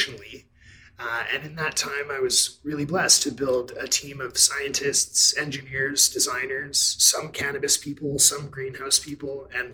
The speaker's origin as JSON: {"language": "English", "town": "Vancouver", "region": "British Columbia", "country": "Canada", "tie": "born or raised there", "said": "I'm born and raised in Vancouver, BC, which might be one of the global capital epicenters of cannabis culture. Proud son of Vancouver."}